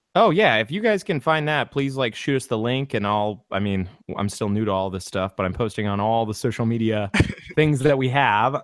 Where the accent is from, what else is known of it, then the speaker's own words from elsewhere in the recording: California, United States; I'm from California